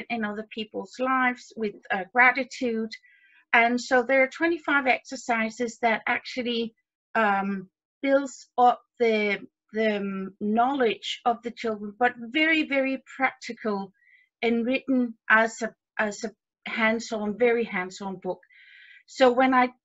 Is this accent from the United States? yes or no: no; Denmark; my background is I'm from Denmark. I live in Denmark.